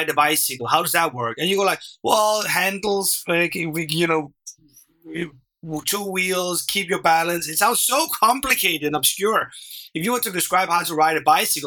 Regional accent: Denmark; first language Danish; English is a second language; my first language, which is Danish

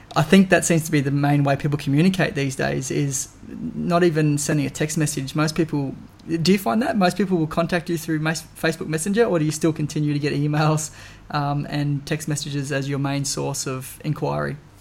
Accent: Darwin, Northern Territory, Australia; I was born and bred in Darwin

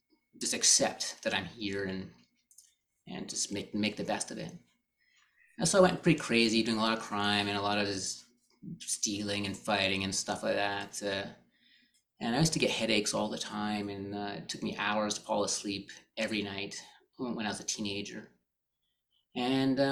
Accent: Canada; I grew up here in Canada

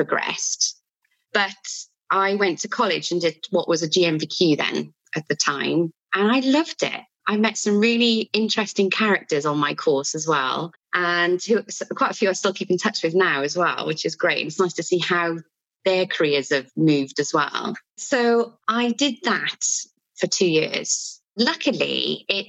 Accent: Wales, United Kingdom; accent: Welsh; also born or lived in Bristol; I've lived in Wales all my life, really. I went to Bristol for a little while

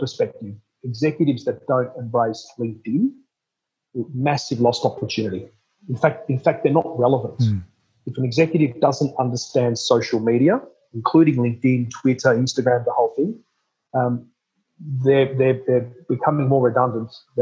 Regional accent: Melbourne, Victoria, Australia; I was born in Melbourne at Cabrini Hospital

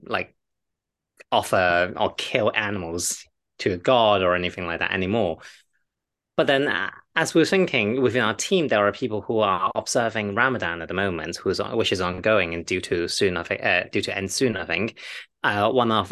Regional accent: China; I'm Chinese, I am from the Eastern part of the world

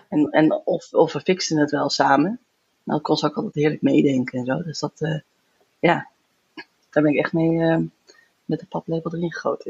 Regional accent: near Zandvoort, North Holland, Netherlands; moved away as an adult; also born or lived in Groningen / Den Bosch / Florence; now in Utrecht, Netherlands; ik kom uit de buurt van Zandvoort

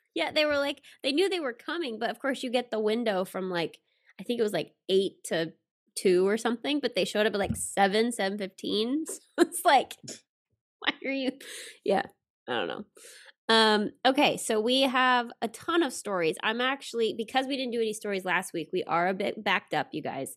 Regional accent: Alabama, United States; moved away; the company where I grew up in Alabama

